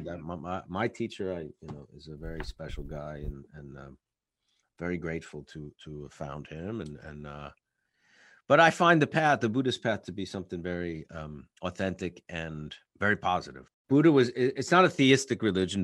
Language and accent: English; New York, United States; as an artist and as a New Yorker